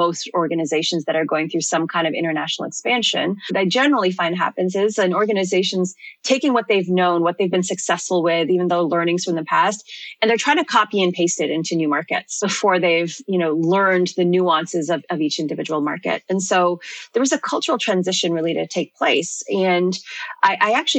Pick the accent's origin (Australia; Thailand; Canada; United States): Canada; Toronto, Ontario; moved away as an adult; now in United Kingdom; I'm actually from Toronto, born and raised